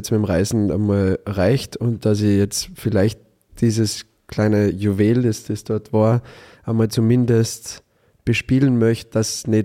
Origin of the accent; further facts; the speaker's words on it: Innergebirg, Salzburg, Austria; moved away as an adult; also born or lived in Bad Gastein; now in Vienna, Austria; ins schöne Innergebirg, da wo ich herkomme